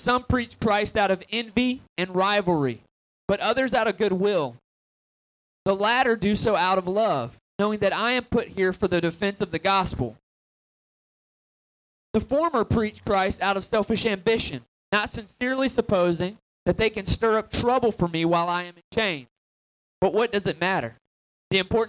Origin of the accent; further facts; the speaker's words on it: Atlanta, Georgia, United States; I'm originally from Atlanta, Georgia